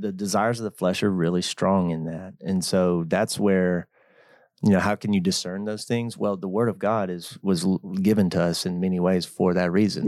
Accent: Georgia, United States; living in my hometown

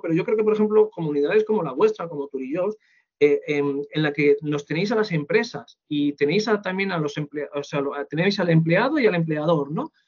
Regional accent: Spain

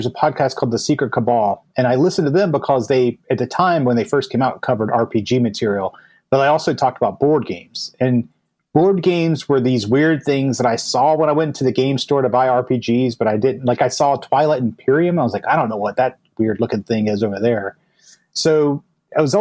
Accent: United States; moved away as an adult; now in Cambridge, United Kingdom; I'm American, but, you know, obviously moved to the UK

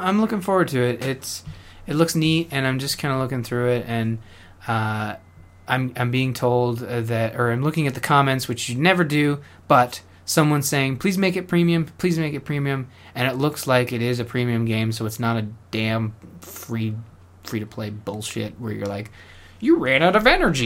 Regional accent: Canada; I'm Canadian

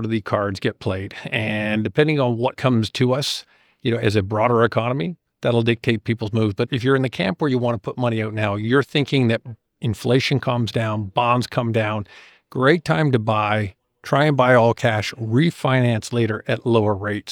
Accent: Canada; as a Canadian

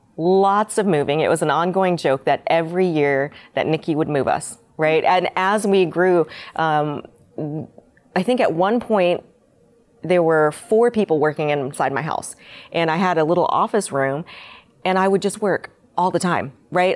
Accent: Winter Haven, Florida, United States; also born or lived in Seoul, Korea; I moved to Mi, um, Florida when I was five and was, grew up, lived in Winter Haven, went to Winter Haven High School

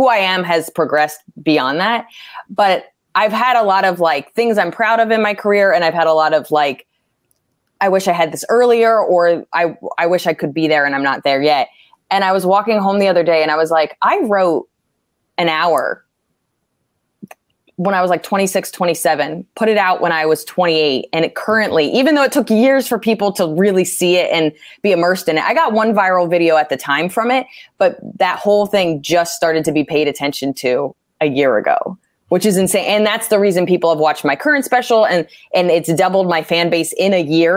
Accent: New Jersey, United States; moved away as an adult; now in New York, United States; I grew up in Jersey.

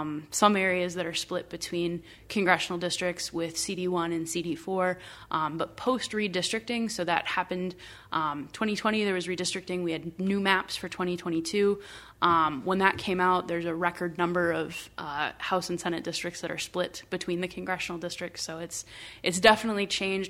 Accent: Iowa, United States; moved away as an adult; now in Minnesota, United States; I am originally from Iowa. Um, I'm not a Minnesota native, but, uh, my partner and I have called Minnesota home for the last twelve years.

